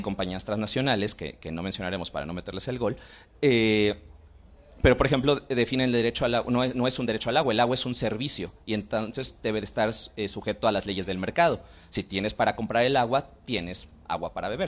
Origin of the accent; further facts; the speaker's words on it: Mexico City, Mexico; como capitalinos, como mexiqueños, como chilangos